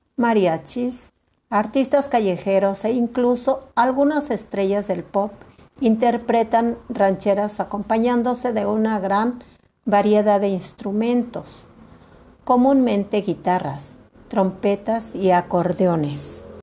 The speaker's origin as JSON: {"language": "Spanish", "country": "Mexico", "said": "nuestra patria"}